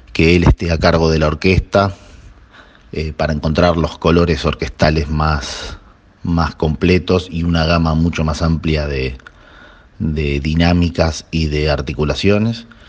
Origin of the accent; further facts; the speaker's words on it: Buenos Aires, Argentina; soy de Buenos Aires, de Capital Federal, eh, nacido acá, porteño de nacimiento